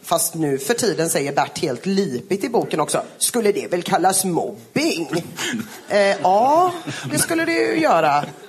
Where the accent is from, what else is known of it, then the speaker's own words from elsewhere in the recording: Gothenburg, Västra Götaland, Sweden; jag är från Göteborg